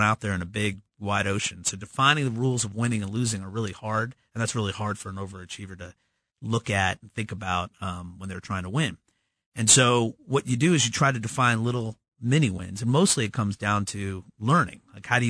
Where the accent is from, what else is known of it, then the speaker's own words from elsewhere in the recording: Midwest, United States; There's plenty of us here in the Midwest.